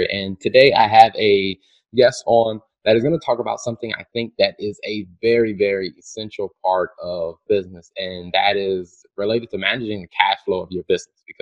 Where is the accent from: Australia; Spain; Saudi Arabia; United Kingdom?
United Kingdom; England; moved away as an adult; also born or lived in California, United States; now in Atlanta, United States; I'm from England originally